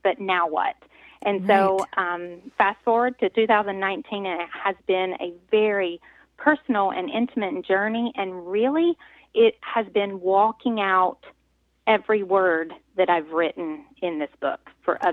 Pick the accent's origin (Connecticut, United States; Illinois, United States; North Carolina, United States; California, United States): North Carolina, United States; accent: southern twang; moved away as an adult; now in Pennsylvania, United States; I am originally from North Carolina, so I have lived about half my life now in Pennsylvania. So, but yes, born and raised a southern gal from North Carolina.